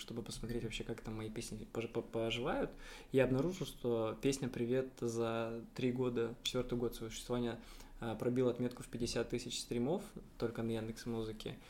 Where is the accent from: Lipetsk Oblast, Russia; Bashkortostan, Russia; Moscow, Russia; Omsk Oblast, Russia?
Omsk Oblast, Russia; Omsk; now in Saint Petersburg, Russia; я вообще, э, из Омска, из Омской области, я из Сибири